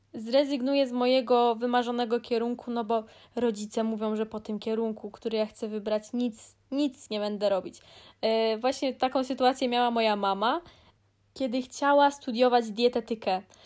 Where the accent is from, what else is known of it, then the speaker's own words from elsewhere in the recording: Greater Poland, Poland; Jestem z Wielkopolski.